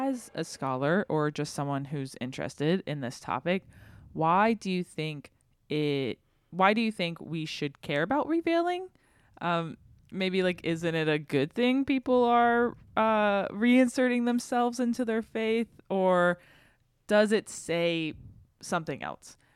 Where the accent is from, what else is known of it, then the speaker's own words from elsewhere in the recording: the South, United States; I grew up in the South, and so it's a very Protestant area